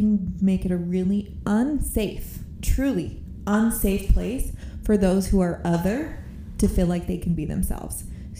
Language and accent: English; California, United States; born there; And I've been other places. I was born in California. I've been, you know, I'm not just one that's like born and raised. I love Utah.